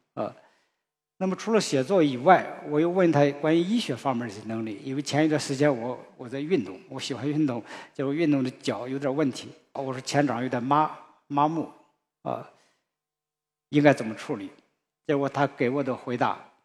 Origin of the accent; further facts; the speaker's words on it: China; 我们中国人